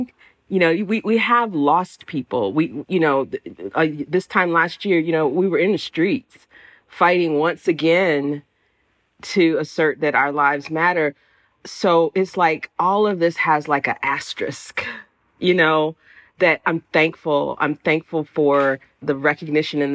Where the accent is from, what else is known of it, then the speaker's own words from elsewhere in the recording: Jacksonville, Florida, United States; now in Pittsburgh, United States; I was living here in Pittsburgh, where I'm not from here. I'm from the South. And I think I call it nostalgia, not homesickness, because I didn't necessarily miss Jacksonville